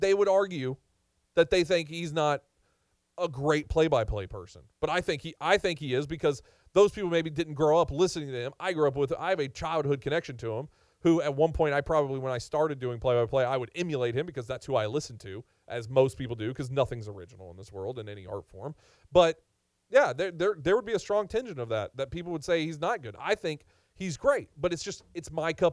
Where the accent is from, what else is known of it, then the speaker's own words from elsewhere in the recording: Nashville, Tennessee, United States; also born or lived in Chattanooga; I grew up here in Nashville.